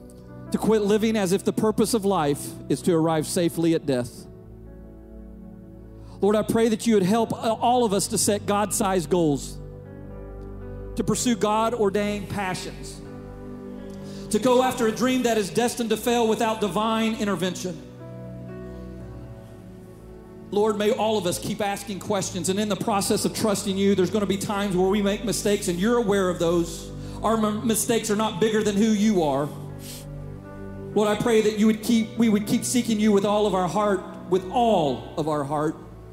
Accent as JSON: {"language": "English", "town": "Turkey Creek", "country": "United States", "tie": "born or raised there", "moved": "yes", "said": "when I was a little boy growing up in Turkey Creek, when I moved back"}